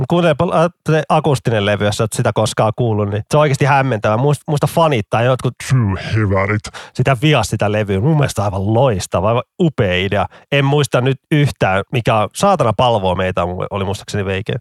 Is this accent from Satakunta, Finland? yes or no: no; Vantaa, Uusimaa, Finland; mun kotikulmilla Koivukylässä